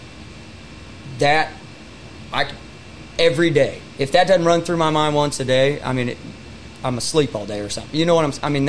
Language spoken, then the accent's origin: English; Raymore, Missouri, United States; also born or lived in Little Rock, Arkansas; I'm coming from Raymore, Missouri